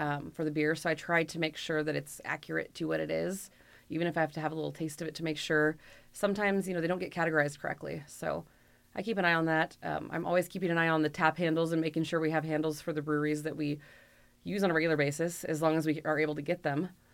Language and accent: English; Bend, Oregon, United States; I grew up in Bend, so Deschutes has been here since I was four years old